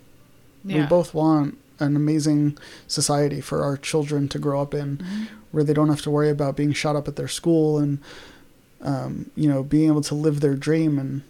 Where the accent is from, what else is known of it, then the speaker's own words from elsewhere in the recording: New York City, New York, United States; because like I grew up in New York.